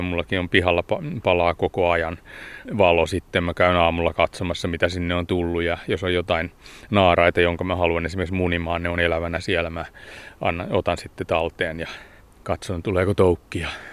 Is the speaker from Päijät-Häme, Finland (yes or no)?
yes; Hämeenkoski, Päijät-Häme, Finland; now in Espoo, Finland; tuolla Hämeenkoskella, mistä mä oon kotoisin